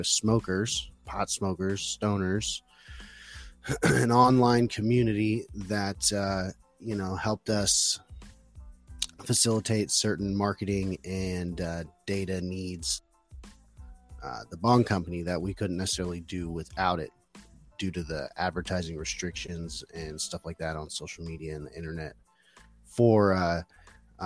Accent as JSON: {"language": "English", "town": "Phoenix", "region": "Arizona", "country": "United States", "said": "I'm from Phoenix, Arizona, or close to there."}